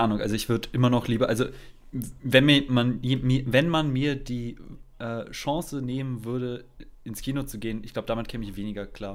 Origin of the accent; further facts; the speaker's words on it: Germany; accent: German; meinem deutschen Akzent